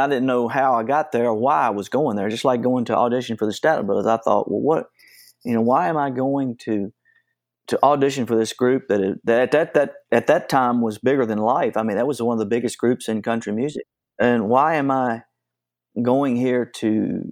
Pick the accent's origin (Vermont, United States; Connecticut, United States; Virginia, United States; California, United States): Virginia, United States; Nelson County; also born or lived in Williamsburg, Virginia; I grew up in Nelson County, Virginia. I was born in Williamsburg, Virginia in 1955. And then we moved to Nelson County